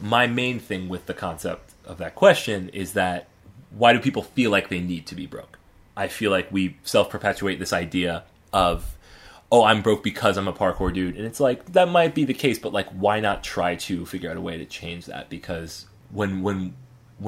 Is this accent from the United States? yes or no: yes; Atlanta, Georgia, United States; we were pretty well off growing up in the Atlanta suburbs